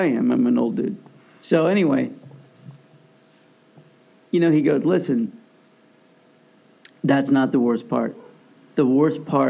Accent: Kansas, United States; my home state of Kansas

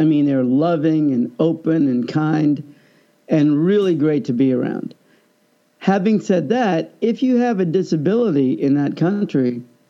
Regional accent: Overland Park, Kansas, United States; also born or lived in Pakistan; now in California, United States; But my formative years were in Overland Park, Kansas. However, I was not born there.

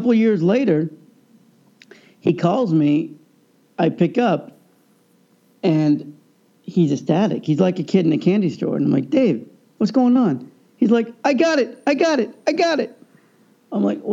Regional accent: Overland Park, Kansas, United States; moved away; also born or lived in Los Angeles; growing up in Overland Park, Kansas

